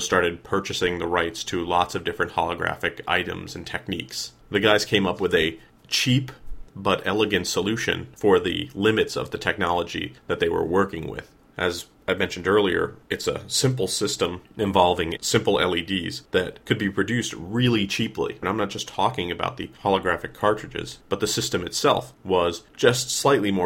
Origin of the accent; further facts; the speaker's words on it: United States; I grew up right outside of New York City.